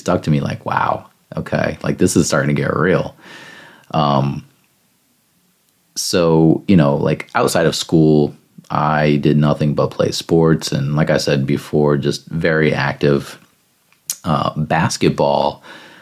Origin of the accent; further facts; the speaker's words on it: Northern Indiana, United States; I'm from Northern Indiana, so I used to have to go to Riley Hospital for Children down in Indianapolis